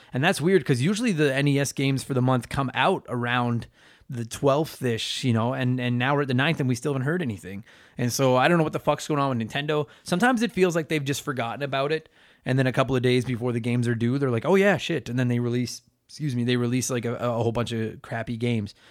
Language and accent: English; Canada; I'm Canadian, and I could only fight against my Canadian heritage for so long